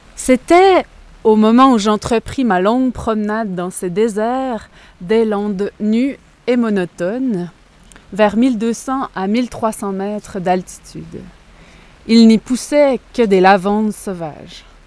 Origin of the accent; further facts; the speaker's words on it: Quebec, Canada; je suis canadienne, je suis québécoise